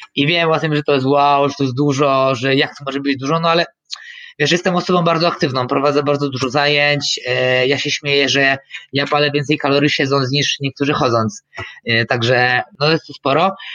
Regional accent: Michałowice, Lesser Poland, Poland; ja jestem tutaj z Michałowic koło Krakowa

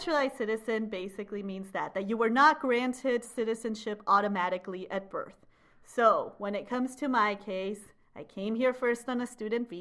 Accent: Peru; also born or lived in Switzerland; now in Chicago, United States; I'm a citizen of Peru, I travel with a Peruvian passport

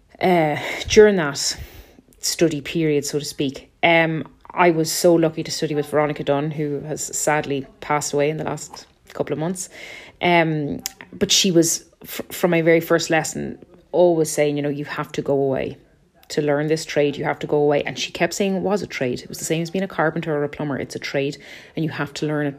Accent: Ireland; moved away as an adult; also born or lived in Munich, Germany; I'm an Irish mezzo soprano. And I have been based in Munich, I suppose, for the last 14 years.

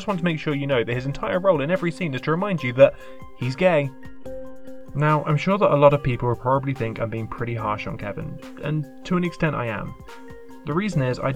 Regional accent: United Kingdom; I am a British man in his late 20s.

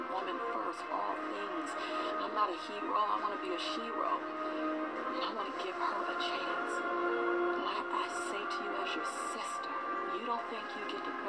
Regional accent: Los Angeles, California, United States; I'm a girl from South Central LA, living between the Harlem Crip 30s and the Rolling 60s

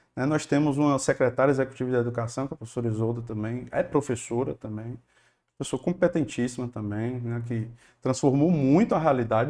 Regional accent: Fortaleza, Ceará, Brazil; Eu gosto muito aqui da, de Fortaleza

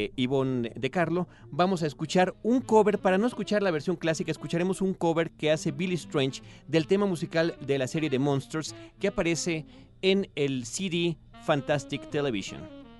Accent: Mexico

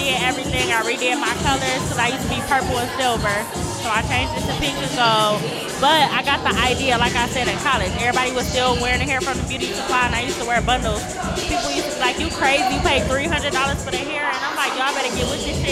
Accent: Romulus, Michigan, United States; I'm from Romulus. I went to Easter High

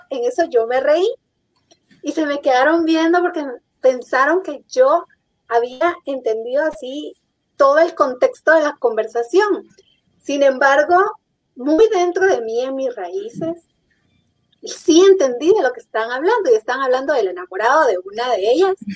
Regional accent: Guatemala; tan importante para mi raíz, para mí, por ser guatemalteca.

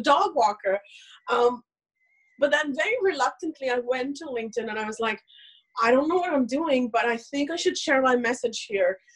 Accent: India; English is a second language; I am somebody who's born and raised in India to a very, very conservative family

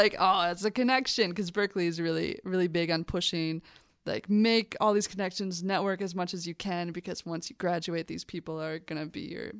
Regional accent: St. Paul, Minnesota, United States; Yeah, I'm from St. Paul, Minnesota.

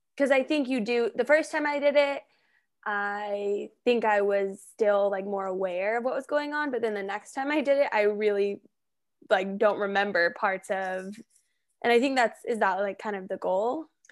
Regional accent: Colorado, United States; I'm from Colorado, so I'm familiar with Denver and all those areas

